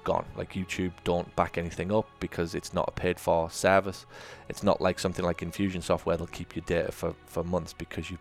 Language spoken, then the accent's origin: English; England, United Kingdom; I'd gone home for my grandma's funeral. I then had to fly back to America from Britain